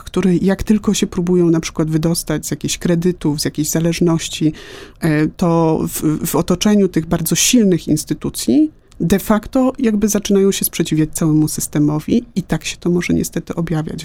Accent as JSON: {"language": "Polish", "town": "Łódź", "region": "Łódź Voivodeship", "country": "Poland", "said": "Ja jestem z Łodzi"}